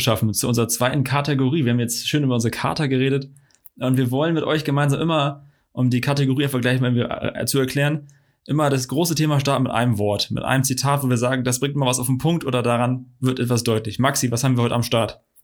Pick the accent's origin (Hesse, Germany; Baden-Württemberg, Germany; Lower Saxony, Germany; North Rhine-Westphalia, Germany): Lower Saxony, Germany; Friesland; ich bin aus Friese